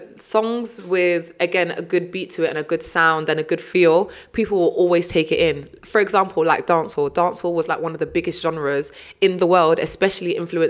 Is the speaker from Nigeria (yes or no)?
yes; Nigeria; also born or lived in Sierra Leone; when I was younger, I was very much, I'm Nige, like I'm Nigerian.